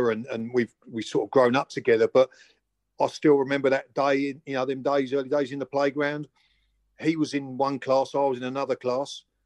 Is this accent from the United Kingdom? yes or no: yes; Chatham, South East England, United Kingdom; also born or lived in Gillingham; I was brought up in Chatham originally, and then mum and dad moved over to Gillingham, and then I went to junior school